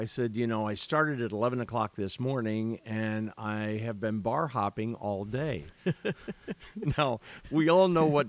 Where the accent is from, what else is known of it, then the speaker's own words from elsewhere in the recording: Rockford, Illinois, United States; I says, I'm from Rockford.